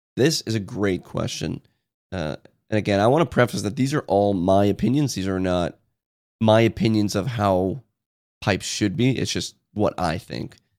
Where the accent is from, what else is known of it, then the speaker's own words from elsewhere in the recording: United States; I'm from Washington